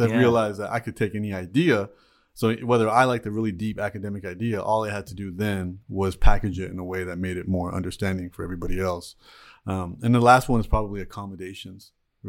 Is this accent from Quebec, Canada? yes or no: no; Toronto, Ontario, Canada; I was born and raised in Toronto, Canada.